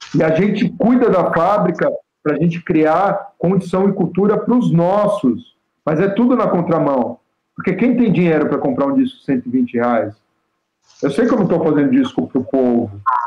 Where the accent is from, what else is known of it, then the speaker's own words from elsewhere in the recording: São Paulo, Brazil; na rua que eu nasci, na Barra Funda